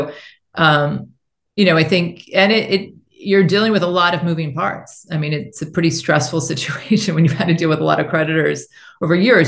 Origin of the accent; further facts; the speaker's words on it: United States; moved away as an adult; also born or lived in China; I felt like I've been gone from my home country for 18 years.